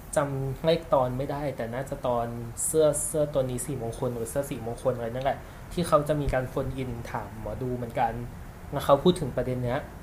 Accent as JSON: {"language": "Thai", "region": "Chiang Mai", "country": "Thailand", "moved": "yes", "lives_now": "Bangkok, Thailand", "said": "กูก็เป็นคนเชียงใหม่"}